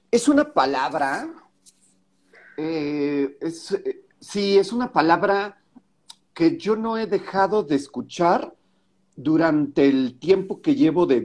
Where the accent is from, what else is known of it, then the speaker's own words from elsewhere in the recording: Mexico; y me siento mala mexicana.